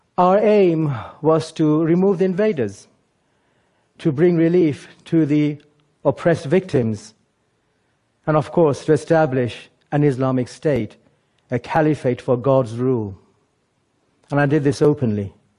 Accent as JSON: {"language": "English", "region": "England", "country": "United Kingdom", "tie": "born or raised there", "also_born_or_lived": "Bangladesh", "said": "I was born in Bangladesh, but grew up mostly in England, and I went to school here."}